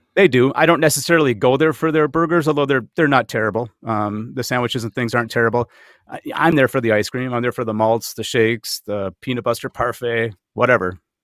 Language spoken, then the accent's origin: English; Minnesota, United States; you and I are both native Minnesotans